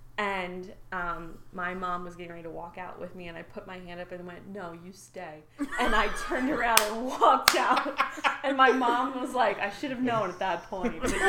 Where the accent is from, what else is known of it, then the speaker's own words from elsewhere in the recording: California, United States; moved away; I was born in California.